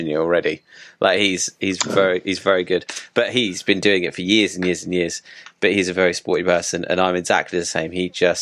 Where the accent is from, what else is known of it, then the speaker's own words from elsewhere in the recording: United Kingdom; now in London, United Kingdom; as typical British people